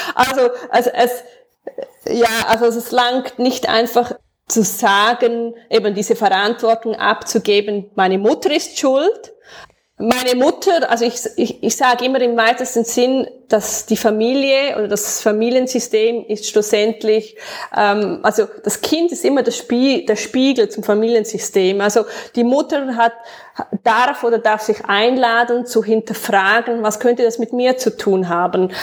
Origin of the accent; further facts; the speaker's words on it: Switzerland; accent: Swiss German; first language Swiss German; meinem eigenen Dialekt